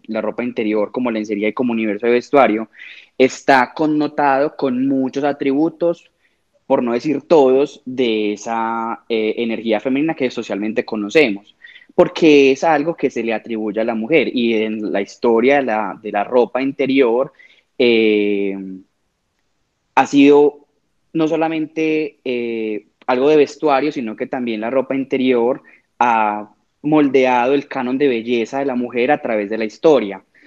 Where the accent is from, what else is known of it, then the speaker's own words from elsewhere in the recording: Medellín, Antioquia, Colombia; vivo en Medellín, soy de Medellín